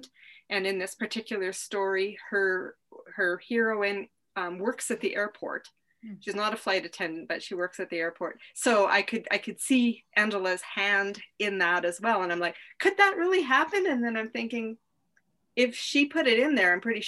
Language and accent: English; the West, United States; I'm from the West